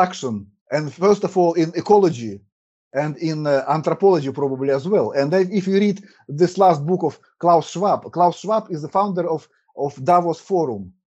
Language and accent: English; Russia; first language Russian; English is a second language; My streams also in Russian, because as I said, my native language is Russian.